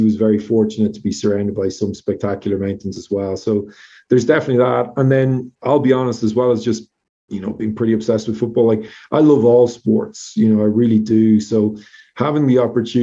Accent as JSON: {"language": "English", "town": "Drogheda", "region": "Leinster", "country": "Ireland", "tie": "born or raised there", "moved": "yes", "lives_now": "Colorado, United States", "said": "Drogheda United as well was my hometown club"}